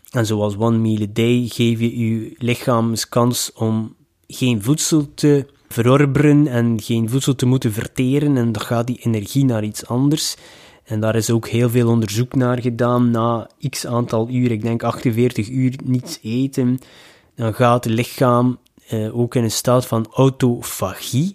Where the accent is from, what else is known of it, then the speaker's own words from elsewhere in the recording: Ostend, Flanders, Belgium; ik ben van Oostende, van de zee